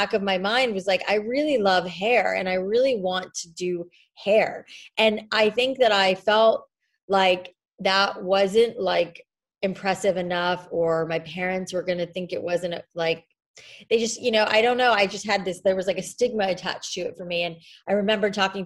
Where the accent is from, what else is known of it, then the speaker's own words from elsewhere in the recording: South Florida, United States; I grew up in South Florida where the air is so wet and humid outside